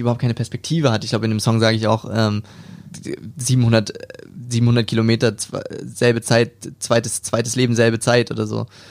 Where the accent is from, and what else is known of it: Hamburg, Germany; born or raised there; moved away as an adult; now in Stuttgart, Germany